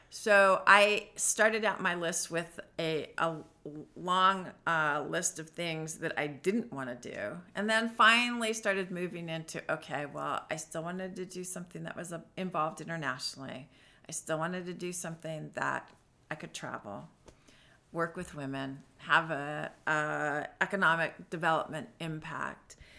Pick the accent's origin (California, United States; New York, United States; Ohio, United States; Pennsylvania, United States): California, United States; San Diego; moved away as an adult; now in Washington, United States; I am originally from San Diego, California